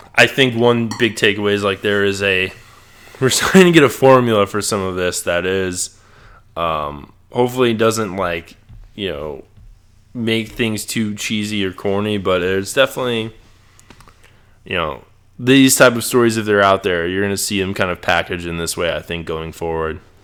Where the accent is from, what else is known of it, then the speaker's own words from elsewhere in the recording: Chicago, Illinois, United States; me growing up in Chi